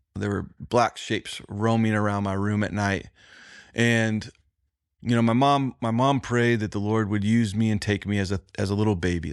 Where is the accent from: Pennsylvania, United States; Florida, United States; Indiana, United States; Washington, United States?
Indiana, United States; I was from the Midwest